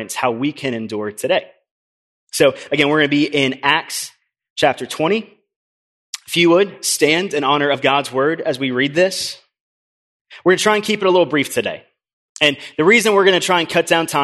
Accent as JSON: {"language": "English", "town": "Orlando", "region": "Florida", "country": "United States", "tie": "born or raised there", "said": "I grew up in Orlando"}